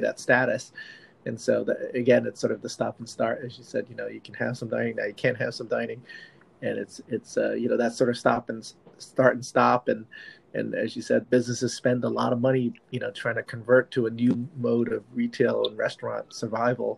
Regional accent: Manhattan Beach, California, United States; my hometown of Manhattan Beach

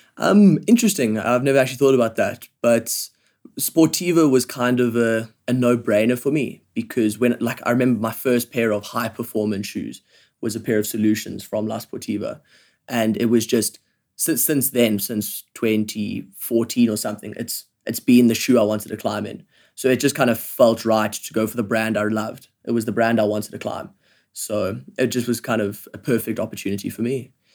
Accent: Johannesburg, Gauteng, South Africa; I grew up in Johannesburg. I've lived here my whole life.

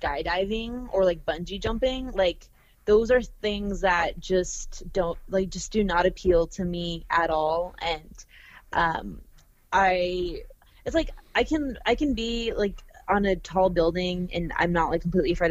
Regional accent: Arizona, United States; now in Los Angeles, United States; I'm from Arizona and then I've been

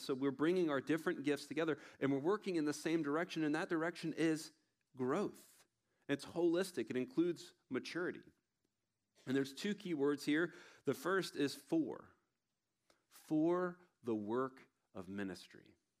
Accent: Tallahassee, Florida, United States; I'm from Tallahassee, Florida

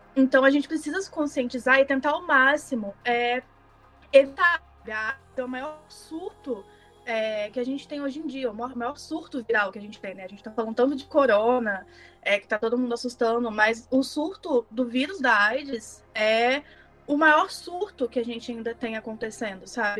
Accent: Minas Gerais, Brazil; accent: mineiro; eu sou mineira, então se o sotaque sair aí, vocês já sabem de onde que é.

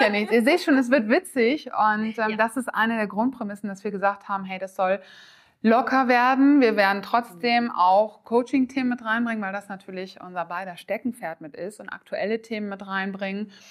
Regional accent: Oldenburg, Lower Saxony, Germany; ich komme aus dem schönen Oldenburg im Norden

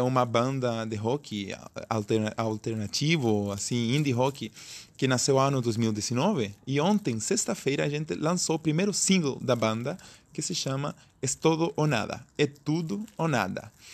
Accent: Chile; Portuguese is a second language; a gente não é do Brasil, nós somos chilenos.

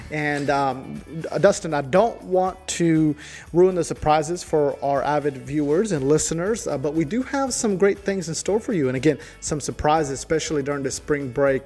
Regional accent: El Salvador; now in New River Valley, United States; I'm from El Salvador

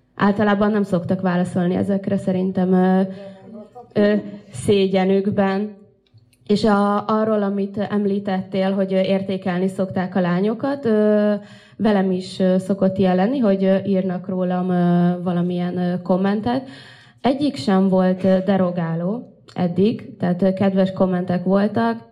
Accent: Russia; now in Hungary

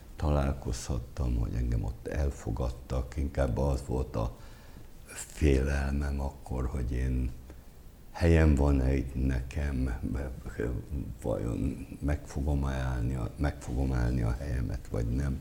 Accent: Abony, Pest, Hungary; én abonyi vagyok

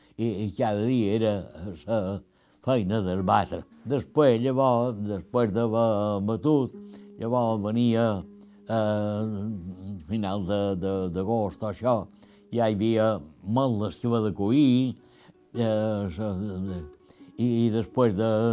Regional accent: Felanitx, Balearic Islands, Spain; quan ja som de Felanitx, eh, teníem una casa a Felanitx

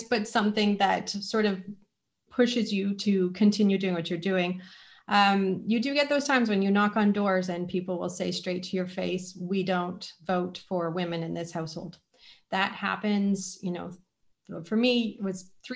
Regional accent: British Columbia, Canada; moved away as an adult; now in London, Canada; I'm originally from British Columbia and have only lived in London 13 years

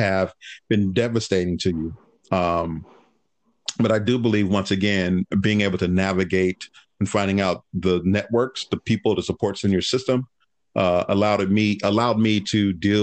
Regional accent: Los Angeles, California, United States; also born or lived in Berkeley, California; growing up in Harbor City

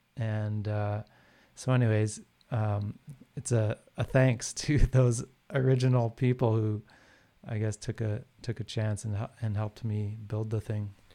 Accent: Calgary, Alberta, Canada; I grew up in Calgary, and so here was a big, like, rock music scene

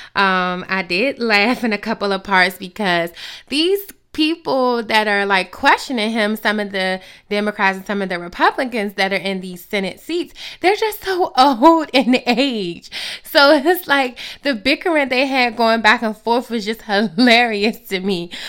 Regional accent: United States; as the American people

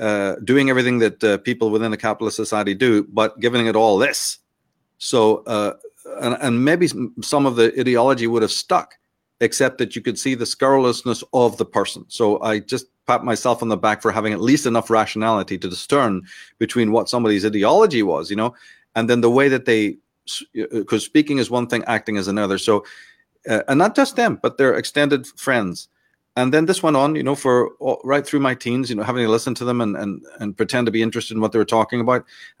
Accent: Ireland; also born or lived in London / Belfast; now in United States; I'm Irish. We grew up in London and Belfast and in Ireland in general before I left to the States.

